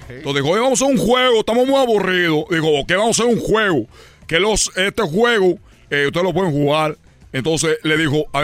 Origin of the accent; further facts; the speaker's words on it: Cuba; yo soy el cubano que embaraza a las mujeres mexicanas